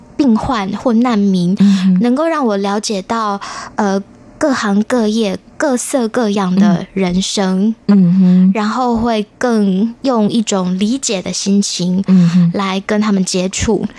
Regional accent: Taiwan; moved away as an adult; also born or lived in Europe; 然后我在台湾长大，但是我们后来都去了欧洲

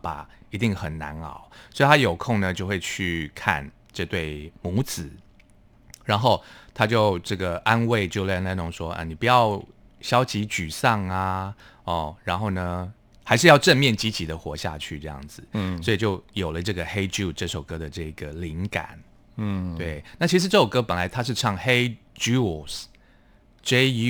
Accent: Hualien County, Taiwan; 是我是花莲人

